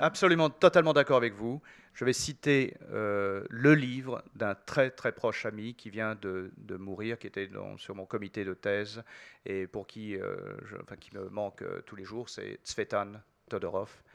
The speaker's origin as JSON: {"language": "French", "country": "France", "said": "chez nous en France"}